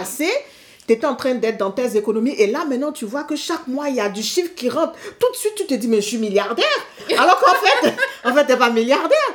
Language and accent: French; Benin; je suis du Bénin